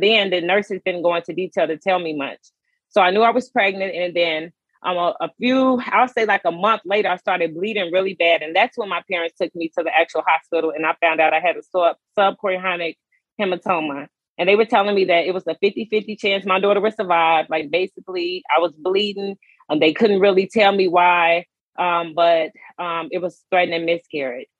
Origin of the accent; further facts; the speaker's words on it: Chicago, Illinois, United States; now in Baltimore, United States; I am originally from Chicago, Illinois, um, but I currently reside um, outside of Baltimore, Maryland.